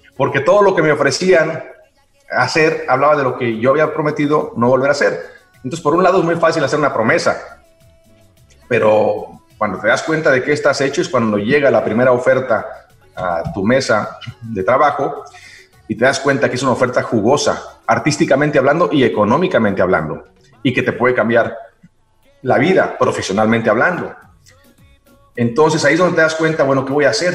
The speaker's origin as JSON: {"language": "Spanish", "town": "Xicoténcatl", "region": "Tamaulipas", "country": "Mexico", "tie": "born or raised there", "also_born_or_lived": "Ciudad Mante, Tamaulipas / New York / Mexico City / Miami", "moved": "yes", "lives_now": "Los Angeles, United States", "said": "Yo nací en Ciudad Mante, Tamaulipas, y crecí en Jicotencal, Tamaulipas"}